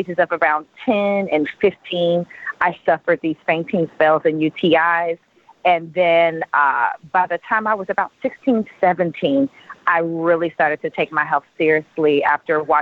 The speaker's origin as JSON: {"language": "English", "region": "Oklahoma", "country": "United States", "tie": "born or raised there", "said": "I was born and raised in Oklahoma"}